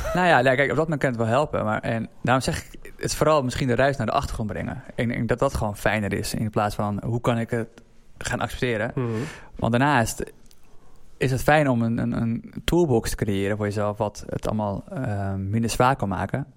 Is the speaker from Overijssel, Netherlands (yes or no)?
no; Assendelft, North Holland, Netherlands; uit Assen-Delft, waar ik ben opgegroeid